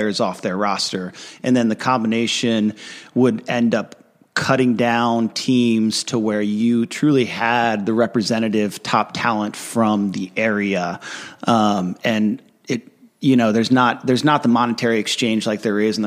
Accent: Annapolis, Maryland, United States; I'm from Annapolis, Maryland originally, from a family of five

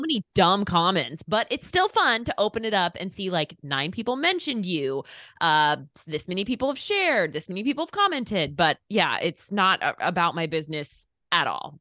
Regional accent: Eastern Oregon, United States; moved away as an adult; now in Indiana, United States; I am from Eastern Oregon

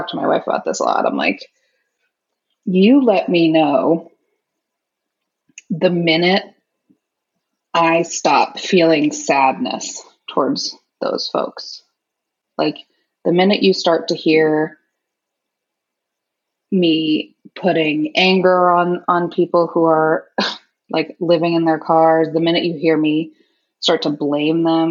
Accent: Naperville, Illinois, United States; now in Seattle, United States; I grew up in Naperville, Illinois

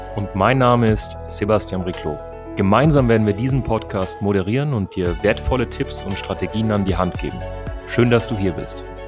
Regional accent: Munich, Bavaria, Germany; Ich komme ja selbst aus München

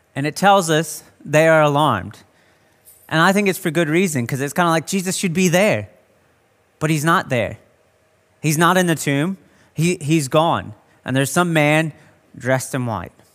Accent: United States; now in Australia; being American

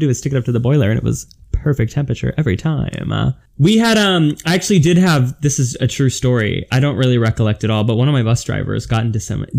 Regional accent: Milford, Ohio, United States; now in Los Angeles, United States; where I grew up in Milford, Ohio

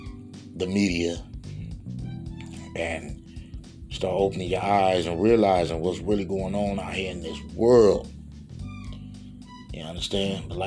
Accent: Gary, Indiana, United States; Gary, Indiana, my hometown.

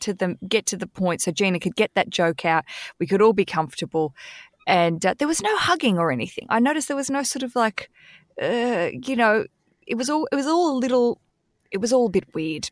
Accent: Australia; moved away; as an Aussie living overseas

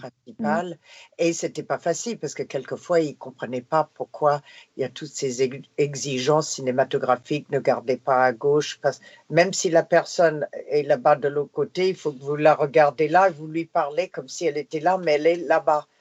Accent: Canada; first language English; French is a second language; moved away; j'étais de Canadian content

